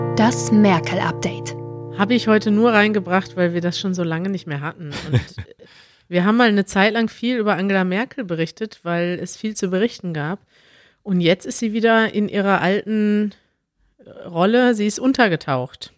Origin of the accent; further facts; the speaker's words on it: Germany; als Deutsche